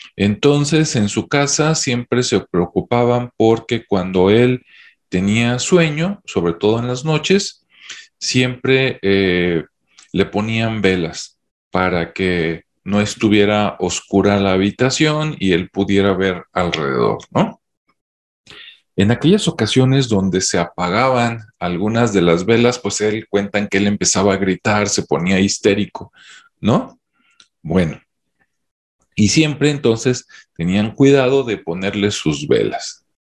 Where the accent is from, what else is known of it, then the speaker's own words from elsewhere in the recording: Mexico; En mi, en mi país, México